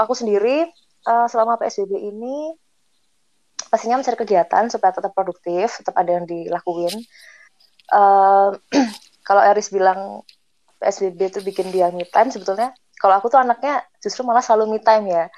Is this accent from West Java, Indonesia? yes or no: no; Yogyakarta, Special Region of Yogyakarta, Indonesia; Kami berempat, ini nih orang Jogja semua